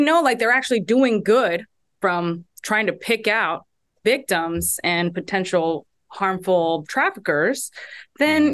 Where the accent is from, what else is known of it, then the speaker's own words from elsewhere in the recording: Houston, Texas, United States; my hometown, Houston, Texas